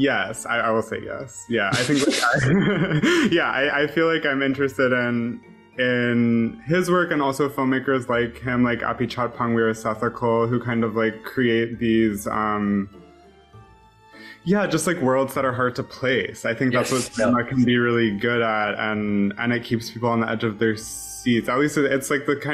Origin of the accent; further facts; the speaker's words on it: Pittsburgh, Pennsylvania, United States; I grew up in Pittsburgh, kind of like between the Northeast and the Midwest